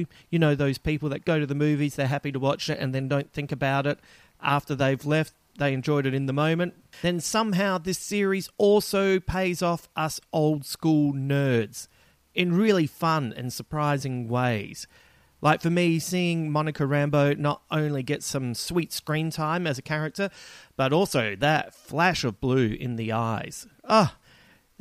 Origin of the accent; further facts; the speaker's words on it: Adelaide, South Australia, Australia; moved away; flying home to Adelaide, as you know, my hometown